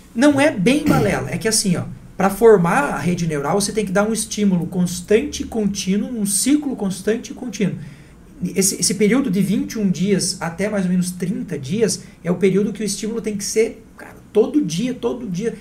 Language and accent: Portuguese; Santa Catarina, Brazil; moved away; Eu não nasci aqui, eu sou de Santa Catarina